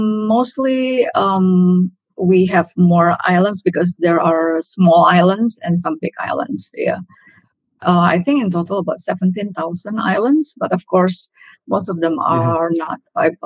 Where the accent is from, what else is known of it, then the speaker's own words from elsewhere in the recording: Jakarta, Indonesia; also born or lived in Durham, North Carolina, United States; I was born and raised in Jakarta, Indonesia. Uh-huh. Yeah, and I only spent 1 year outside Jakarta during my master study in North Carolina, actually, in Durham, in U.S.